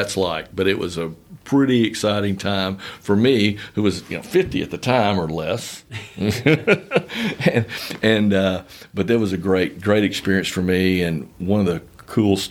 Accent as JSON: {"language": "English", "town": "Carthage", "region": "Texas", "country": "United States", "tie": "born or raised there", "said": "In East Texas, Carthage, Texas"}